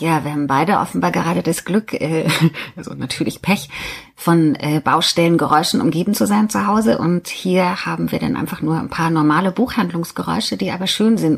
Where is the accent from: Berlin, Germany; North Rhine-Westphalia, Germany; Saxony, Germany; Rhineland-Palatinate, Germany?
Saxony, Germany; Riesa; Riesa, meine Geburtsstadt, Stahlstadt, Stadt an der Elbe